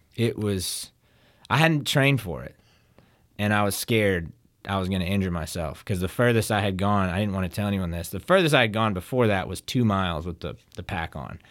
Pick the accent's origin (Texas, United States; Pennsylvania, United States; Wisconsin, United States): Texas, United States; Denton; now in Hattiesburg, United States; I was born in Denton